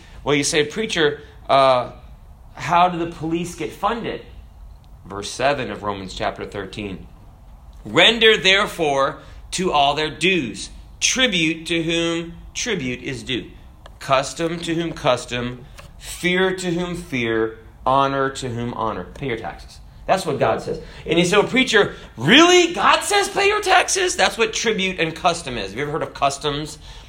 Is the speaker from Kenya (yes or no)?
yes; Kenya; born there; and I was born in Africa, so I could have been a citizen of Kenya.